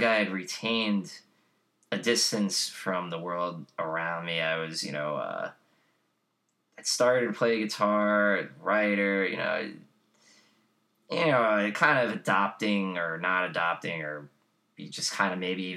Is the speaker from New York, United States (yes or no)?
yes; New York City, New York, United States; when I was growing up in Whitestone in our attached house